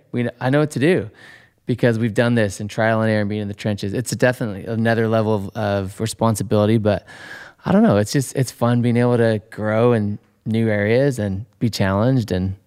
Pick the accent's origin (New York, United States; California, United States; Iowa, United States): California, United States; Chico; moved away; also born or lived in Sacramento; Chico, California.